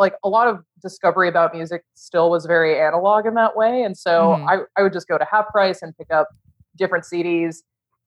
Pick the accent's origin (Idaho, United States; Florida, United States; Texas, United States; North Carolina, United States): Texas, United States; Houston; I grew up in Houston